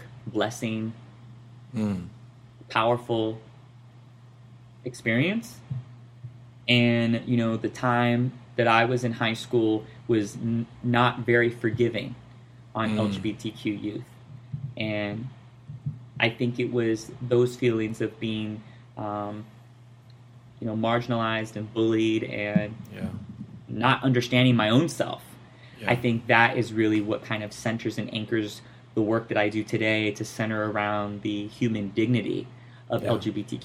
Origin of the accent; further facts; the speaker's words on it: Compton, California, United States; also born or lived in Riverside / San Bernardino; I grew up in Compton. I'm from Los Angeles County.